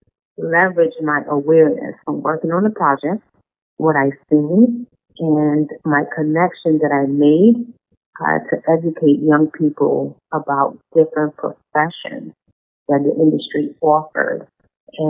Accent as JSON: {"language": "English", "country": "Guyana", "tie": "born or raised there", "moved": "yes", "said": "She noticed my accent and asked me where I'm from. I told her I was raised in Guyana"}